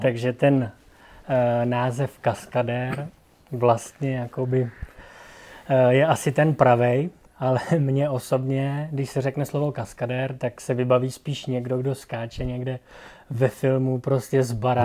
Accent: Plzeň Region, Czechia; jsem z Plzeňska

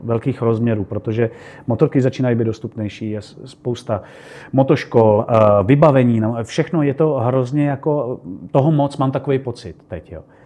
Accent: Czechia; my jsme z Čech

